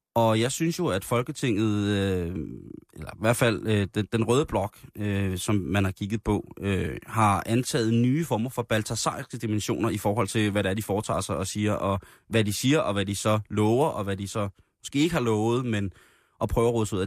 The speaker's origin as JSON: {"language": "Danish", "town": "Roskilde", "region": "Zealand", "country": "Denmark", "tie": "born or raised there", "said": "I den lille flæk, hvor jeg voksede op i, øh, Roskilde, der, øh, der havde vi i nærområdet, øh, hvor jeg voksede op Himmeløv"}